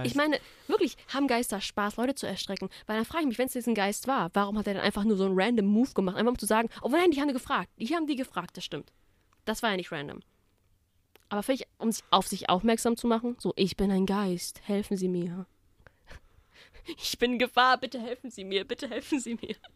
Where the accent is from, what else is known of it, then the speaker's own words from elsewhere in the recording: Baden-Württemberg, Germany; So, ich komme aus dem Black Forest.